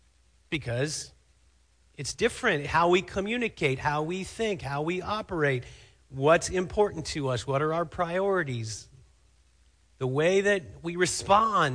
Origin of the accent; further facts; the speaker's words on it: Cincinnati, Ohio, United States; now in Fremont, United States; The hospital where I was born in Cincinnati, Ohio, is named Good Samaritan Hospital